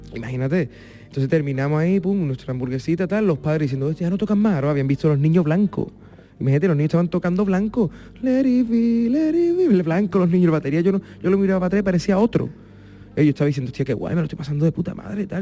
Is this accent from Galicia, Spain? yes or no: no; Puerto Real, Andalusia, Spain; moved away as an adult; now in Madrid, Spain; empecé a tocar por Puerto Real, por mi pueblo y tal, y ya me mudé a Madrid. Con 19